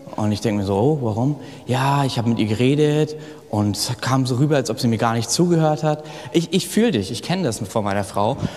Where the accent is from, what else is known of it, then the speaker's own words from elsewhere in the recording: village near Kassel, North Hesse, Germany; moved away; ich bin auf dem Dorf 500, mit 500 Leuten in der Nähe groß geworden und im Nordhessen, da babbeln wir